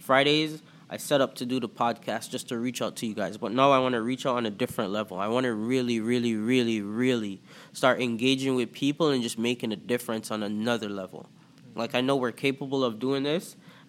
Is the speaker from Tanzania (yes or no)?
no; Antigua & Barbuda; accent: Toronto; also born or lived in Jamaica; now in Toronto, Canada; So, yeah, I'm from Toronto. I grew up in the Caribbean. I was born in Antigua and Barbuda. I lived in Jamaica for a bit and then came to Canada.